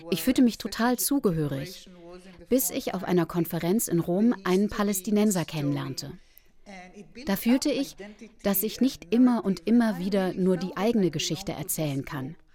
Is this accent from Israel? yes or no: yes; Israel; born there; Ich bin dagegen in Israel geboren und war mir sicher, dass meine Wurzeln klar dort, an dem einen Ort waren.